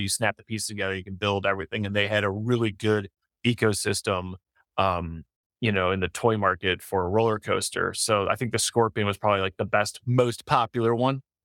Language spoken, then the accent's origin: English; Detroit, Michigan, United States; I'm I'm from Detroit